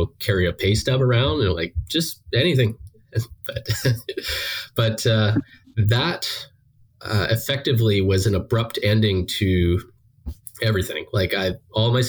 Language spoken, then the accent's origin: English; Bracebridge, Ontario, Canada; moved away as an adult; also born or lived in United States; I'm originally from Bracebridge, Ontario, a couple hours north of Toronto.